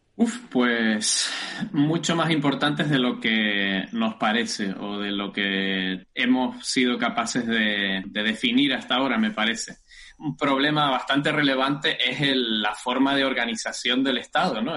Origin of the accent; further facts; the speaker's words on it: Tacoronte, Canary Islands, Spain; accent: Canarian; moved away as an adult; also born or lived in Göttingen, Germany; now in Germany; Como delata mi acento, espero que me siga delatando, soy canario, soy de Tenerife del norte rural de Tenerife, por supuesto, en los altos del municipio de Tacoronte. Hasta los 22 años viví allí